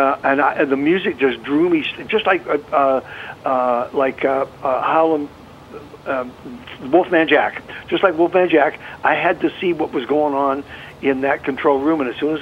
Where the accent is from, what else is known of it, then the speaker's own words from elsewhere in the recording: North Vancouver, British Columbia, Canada; also born or lived in North Kamloops; We grew up in North Vancouver and North Kamloops.